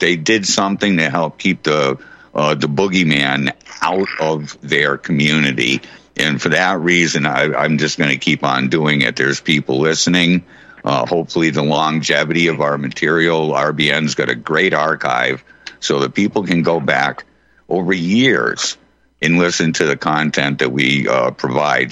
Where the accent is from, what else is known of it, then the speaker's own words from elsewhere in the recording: Holyoke, Massachusetts, United States; right in my hometown right here in, in uh, Holyoke, where I'm at right now